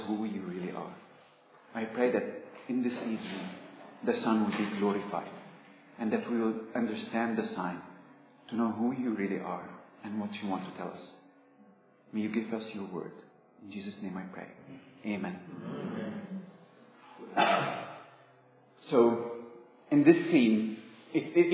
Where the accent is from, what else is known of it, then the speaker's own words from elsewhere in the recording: Egypt; moved away; I come from Egypt. And it might be a bit strange for you that an Egyptian student is preaching